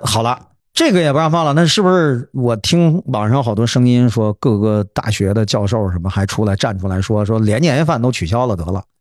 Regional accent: China; 中国人是最爱和平的。因为你说一个很简单的问题，我们处处都表现出来这样。

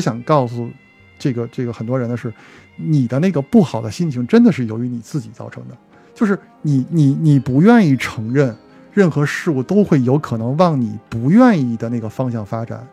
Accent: Beijing, China; 作为咱们这种从小在胡同儿长大的孩子，这种感受还是比较直观的

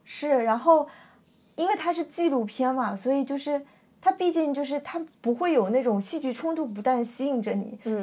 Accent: China; 我作为一个中国人

